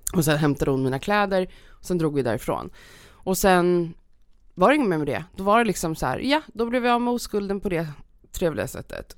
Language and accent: Swedish; Stockholm, Stockholm County, Sweden; jag är uppväxt i Stockholm